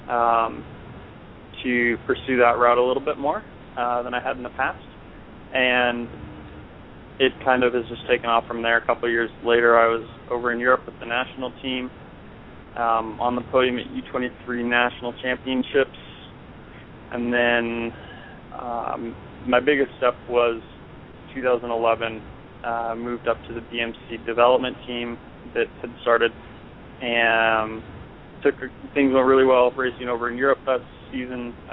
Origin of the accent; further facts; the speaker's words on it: Cashmere, Washington, United States; So uh, I, I grew up in Eastern Washington, um, little town called Cashmere outside of Wenatchee, which is also a little town, but not quite as little.